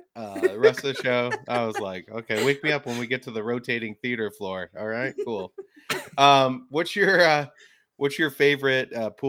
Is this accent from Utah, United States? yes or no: no; Detroit, Michigan, United States; I'm from Detroit.